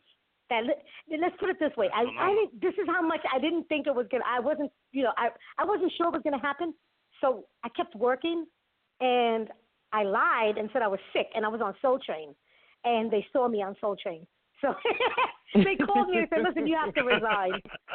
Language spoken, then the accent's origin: English; Bronx, New York, United States; I'm from the Bronx.